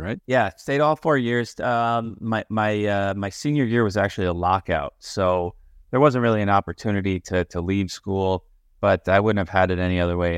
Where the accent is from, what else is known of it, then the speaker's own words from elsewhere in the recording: Syosset, New York, United States; on the island. Uh, played played there my whole life. Uh, my my parents were we were in Syosset